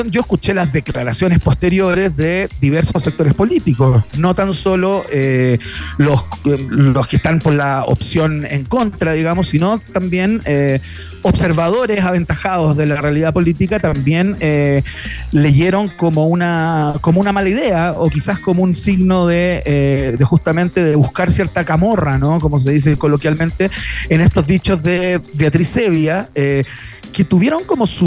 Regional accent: Chile; A veces soy un chileno en construcción, a veces soy un chileno en desánimo y a veces soy un chileno eh, absolutamente convencido.

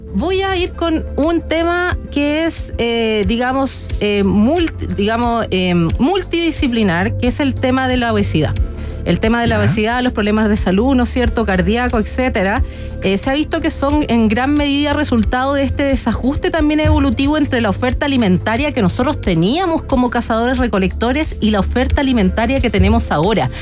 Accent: Chile; muy orgullosa como chilena

